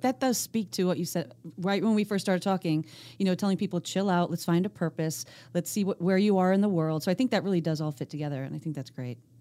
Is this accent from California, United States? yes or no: no; Scranton, Pennsylvania, United States; I grew up outside of Scranton, Pennsylvania